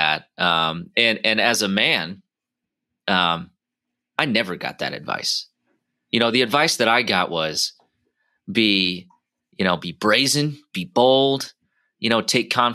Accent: Iowa, United States; we come from the Midwest, you know, we have a saying called Iowa nice

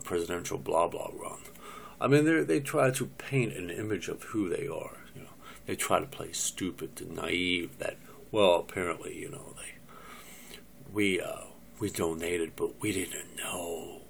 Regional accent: United States; I'm an American

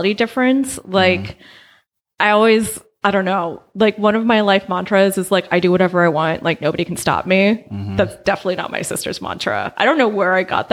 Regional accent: Albany, California, United States; also born or lived in Oakland, California; I was born in Oakland and I grew up in Albany.

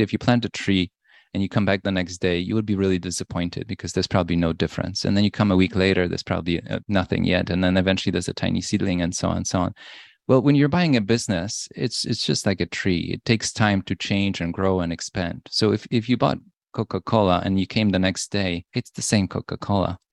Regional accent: Poland; moved away; I was born in Poland. In nineteen eighty, it was a very different time in Poland.

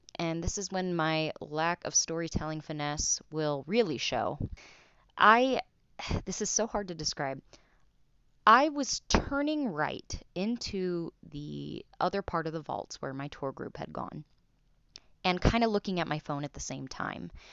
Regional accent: Salt Lake City, Utah, United States; I'm from Salt Lake City, Utah.

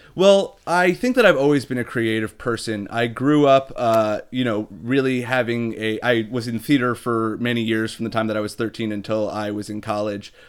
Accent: New Jersey, United States; moved away as an adult; now in Chicago, United States; I grew up in New Jersey

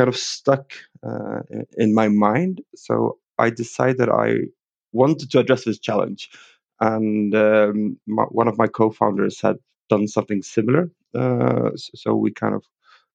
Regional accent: Sweden; English is a second language; also born or lived in London, England; I am from Sweden.

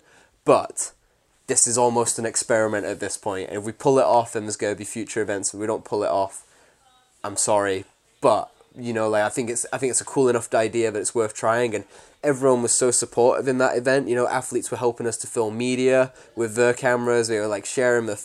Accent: Warrington, North West England, United Kingdom; I'm from Warrington

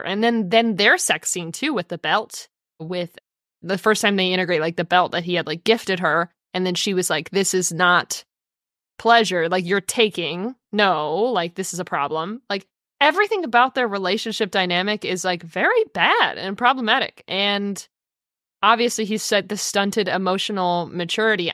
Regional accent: United States; as American culture

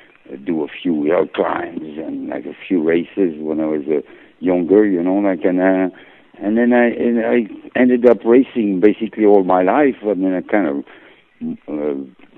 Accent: France; moved away; I was born in France

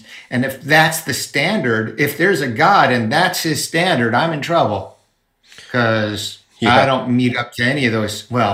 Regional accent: Connecticut, United States; Originally Connecticut

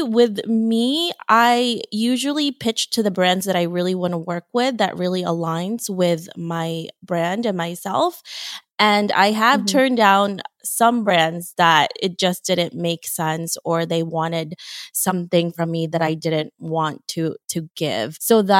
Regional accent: Philippines; moved away; I'm from the Philippines and I immigrated from there.

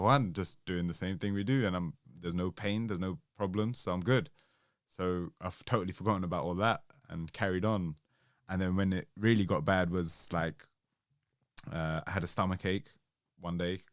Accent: Southall, London, United Kingdom; I grew up in South Hill.

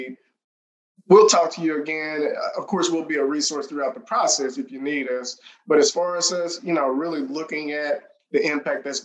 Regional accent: Mississippi, United States; moved away; also born or lived in Los Angeles / Kansas City; I saw growing up in Mississippi

